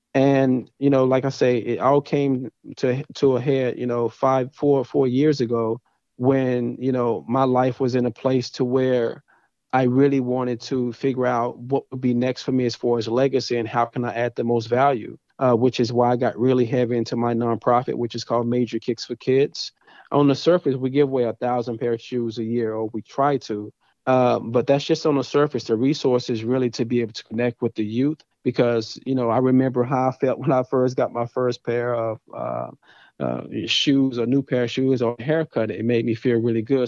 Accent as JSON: {"language": "English", "town": "Dallas", "region": "Texas", "country": "United States", "tie": "born or raised there", "also_born_or_lived": "Athens, Texas / Louisiana", "moved": "as an adult", "said": "born and raised in Dallas, Texas."}